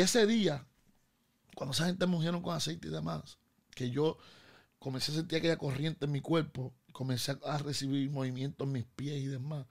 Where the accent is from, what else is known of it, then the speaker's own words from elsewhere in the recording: Bayamón, Puerto Rico; also born or lived in Río Piedras; yo eh, eh, soy vaquero, de Bayamón